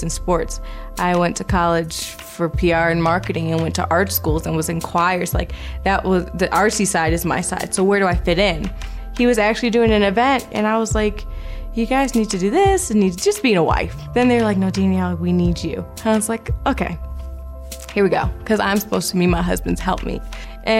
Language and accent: English; Chicago, Illinois, United States; moved away; Chicago will always be home. My family's in Chicago. I'm from Chicago